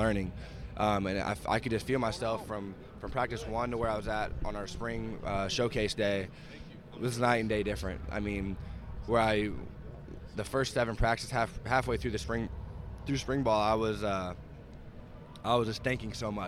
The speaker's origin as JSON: {"language": "English", "town": "Kansas City", "region": "Missouri", "country": "United States", "said": "here I am from Kansas City, Missouri"}